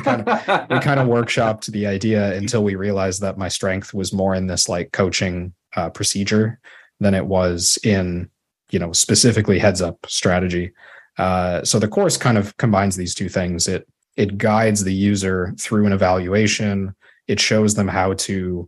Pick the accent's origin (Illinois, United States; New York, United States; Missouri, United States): Illinois, United States; Chicago; moved away as an adult; also born or lived in Toronto, Canada / Waterloo, Canada / Sudbury, Canada; now in Ottawa, Canada; I grew up in Chicago